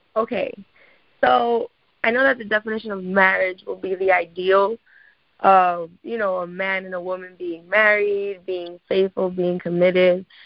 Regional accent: New York, United States; I live in the Bronx. I'm originally from New York

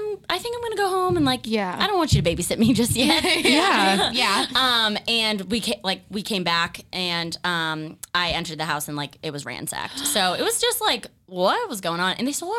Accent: Raynham, Massachusetts, United States; also born or lived in Amherst, Massachusetts; So I grew up in Rainham, Massachusetts, which some people also pronounce it like Rainham.

